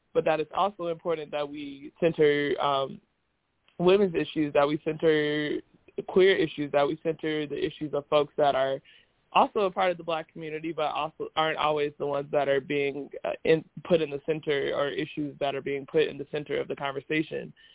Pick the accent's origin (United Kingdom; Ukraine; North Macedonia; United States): United States; Indianapolis, Indiana; moved away as an adult; also born or lived in Chicago; I'm originally from Indianapolis. Um, spent all you know the first 18 years of my life there